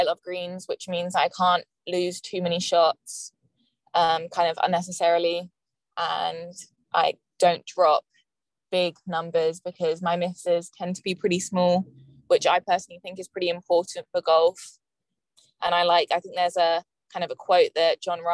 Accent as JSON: {"language": "English", "region": "England", "country": "United Kingdom", "moved": "yes", "lives_now": "Florida, United States", "said": "I came all the way from England to study more English"}